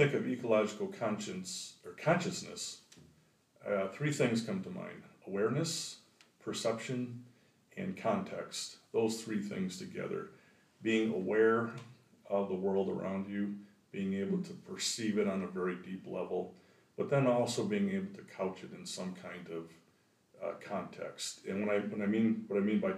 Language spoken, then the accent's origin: English; just north of Grand Rapids, Michigan, United States; also born or lived in South Dakota / Minnesota; now in Paul Smiths, New York, United States; I'm originally from Michigan, and I grew up just north of Grand Rapids, Michigan